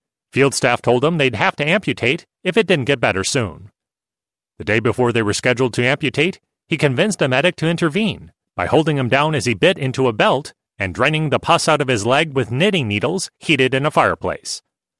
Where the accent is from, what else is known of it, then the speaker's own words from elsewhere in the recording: New York, United States; I was raised on Long Island by German immigrant parents who were unlikely hippies.